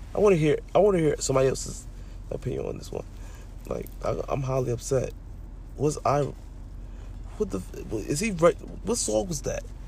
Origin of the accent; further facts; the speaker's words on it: New York, United States; I'm from New York